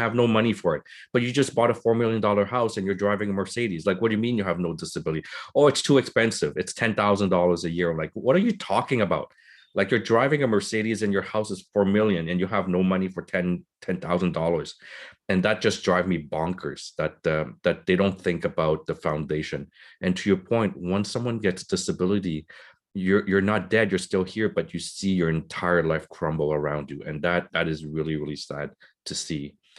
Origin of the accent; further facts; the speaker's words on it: Vietnam; moved away; I'm a part of the generation of the boat people. We came from Vietnam. We had nothing. My parents came with nothing.